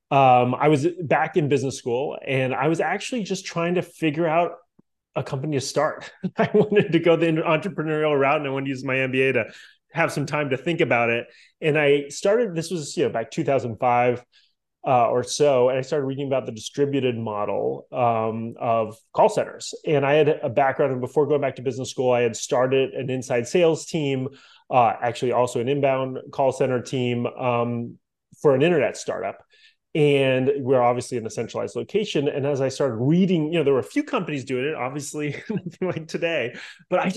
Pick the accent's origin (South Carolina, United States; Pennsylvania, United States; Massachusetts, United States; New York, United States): Massachusetts, United States; Boston; moved away as an adult; now in Miami, United States; I grew up in Boston